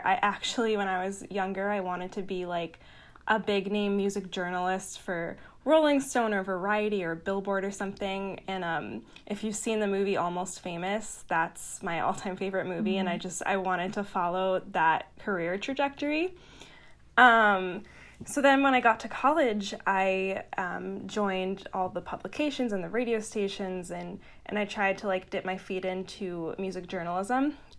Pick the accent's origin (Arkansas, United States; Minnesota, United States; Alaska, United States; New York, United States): New York, United States; Long Island; also born or lived in Boston; So I grew up on Long Island, New York, and then I went to school in Boston